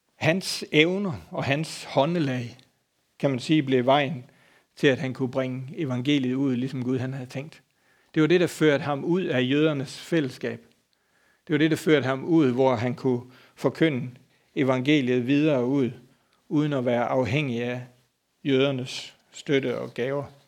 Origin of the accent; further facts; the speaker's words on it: Denmark; moved away; så er jeg fra Bøvl og ude fra landet. Så dengang derhjemme havde vi en gård